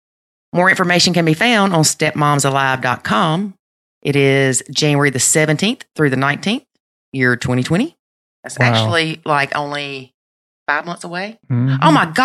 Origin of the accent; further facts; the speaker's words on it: the South, Southern United States, United States; accent: Southern; put my Southern accent in there